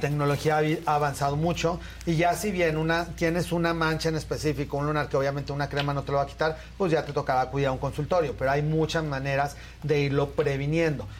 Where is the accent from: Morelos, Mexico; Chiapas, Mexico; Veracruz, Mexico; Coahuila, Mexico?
Coahuila, Mexico; Torreón; moved away; yo soy de Torreón, entonces mi familia vive allá